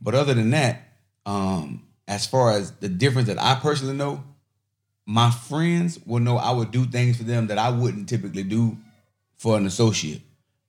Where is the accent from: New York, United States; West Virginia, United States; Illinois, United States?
Illinois, United States; Chicago; also born or lived in Miami, Florida; You know, I'm from Chicago, I'm from Miami.